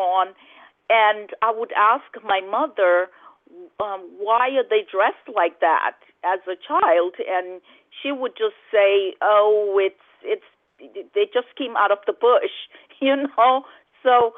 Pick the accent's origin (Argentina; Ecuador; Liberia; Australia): Liberia; growing up in Liberia, as a child, you're so innocent. You don't understand certain things. And at the time when I grew up in Liberia